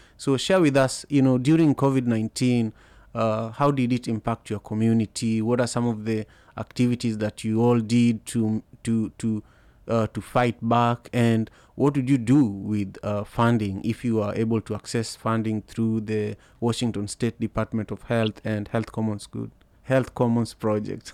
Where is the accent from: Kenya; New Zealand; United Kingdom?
Kenya; moved away as an adult; now in United States; I grew up in Kenya